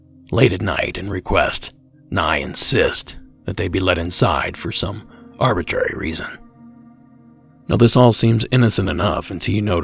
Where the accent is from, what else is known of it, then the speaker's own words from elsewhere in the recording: Ohio, United States; my home state of Ohio